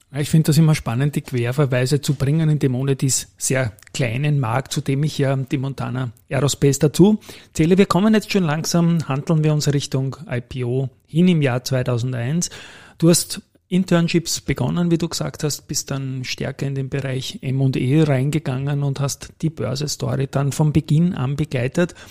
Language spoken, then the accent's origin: German; Austria; als Österreicher